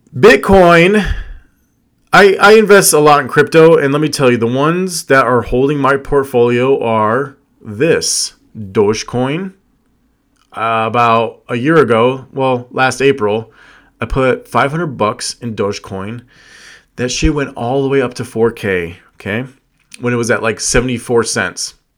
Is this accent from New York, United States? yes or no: no; Las Vegas, Nevada, United States; I was born and raised in Vegas.